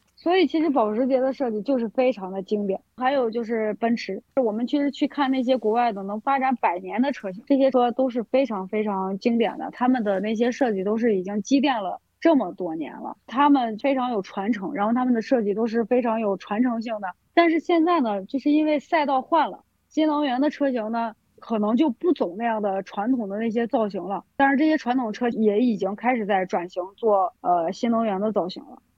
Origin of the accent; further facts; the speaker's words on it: China; 它可能还要需要考虑一下我们中国人的审美。